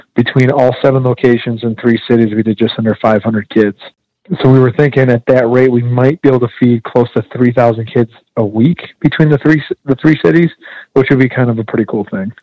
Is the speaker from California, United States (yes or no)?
no; Detroit, Michigan, United States; now in Amarillo, United States; my mother and my grandmother kind of raised me to do charitable work like crazy growing up in Metro Detroit